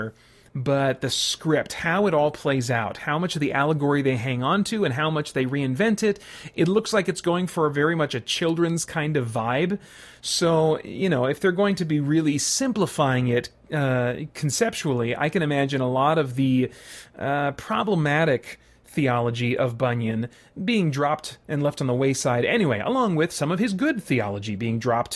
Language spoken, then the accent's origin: English; United States; I as an American